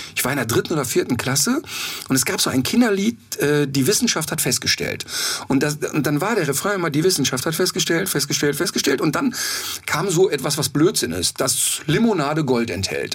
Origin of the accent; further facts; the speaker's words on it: Ruhr area, North Rhine-Westphalia, Germany; moved away; ich könnte da nicht mehr leben, aber das ist meine Heimat und das spüre ich auch